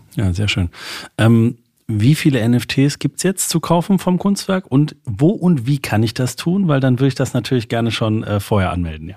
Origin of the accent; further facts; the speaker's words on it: Saarland, Germany; moved away; hat es mich in meine alte Heimat verschlagen, das Saarland